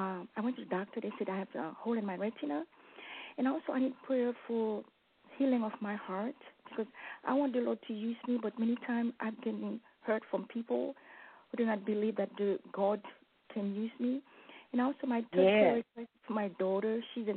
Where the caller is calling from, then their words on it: Georgia, United States; I'm calling from Georgia.